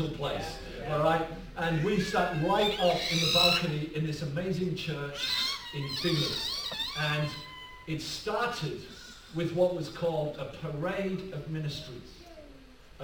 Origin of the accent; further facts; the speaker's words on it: Rushyford, North East England, United Kingdom; I'm from County Durham. I'm from a little village called Rushy Ford